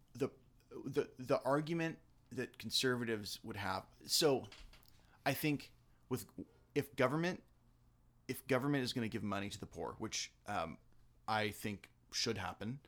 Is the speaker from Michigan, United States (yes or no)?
no; La Mirada, California, United States; I'm from La Mirada